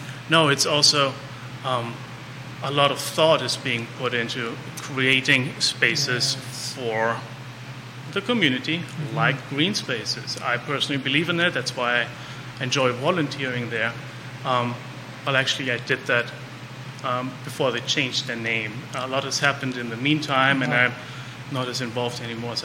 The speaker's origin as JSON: {"language": "English", "country": "Germany", "tie": "born or raised there", "also_born_or_lived": "Munich", "moved": "yes", "lives_now": "Charlottesville, United States", "said": "I grew up in Germany. I lived in Munich"}